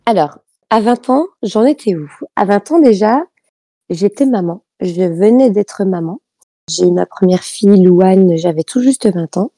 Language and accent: French; Italy; moved away; chez moi en Italie